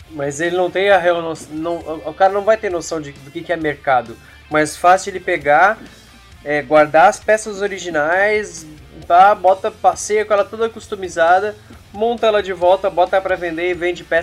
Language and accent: Portuguese; Santa Catarina, Brazil; Eu sou aqui de Santa Catarina.